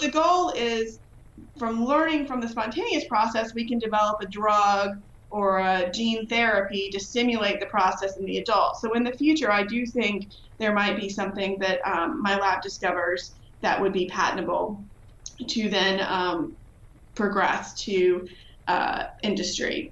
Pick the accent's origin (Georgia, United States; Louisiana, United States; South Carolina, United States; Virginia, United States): Virginia, United States; moved away as an adult; now in Illinois, United States; I'm from Virginia.